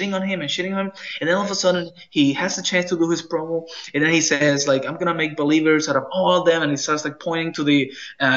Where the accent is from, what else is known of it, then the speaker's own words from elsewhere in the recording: Puerto Rico; I'm Latino, you know, I'm from Puerto Rico